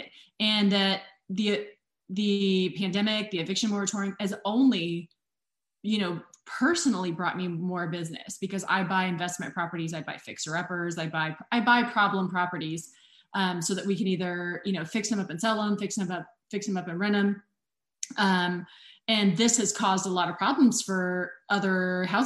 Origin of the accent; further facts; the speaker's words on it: Indiana, United States; born and raised in Indiana, I, Butler grad